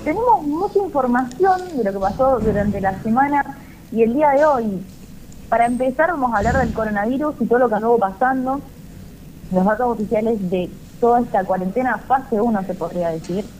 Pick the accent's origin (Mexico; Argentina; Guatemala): Argentina; somos los argentinos